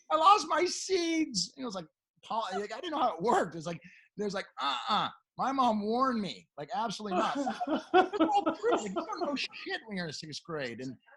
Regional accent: Beverly Hills, California, United States; if you don't, remember, I am from Beverly Hills.

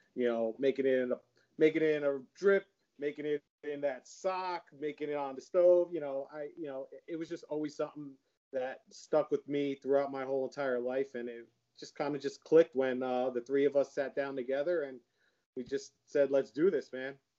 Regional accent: Howell, New Jersey, United States; I grew up in Howell too

